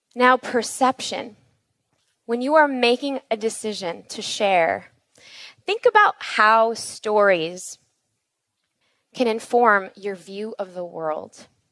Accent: Chicago, Illinois, United States; we were born and raised in Chicago

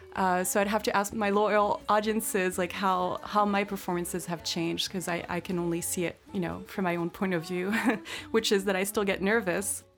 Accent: France; now in United States; I grew up in France

